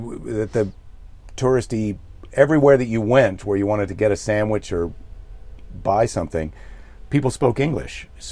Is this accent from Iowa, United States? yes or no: yes; Iowa, United States; now in California, United States; I'm from Iowa, and you move to California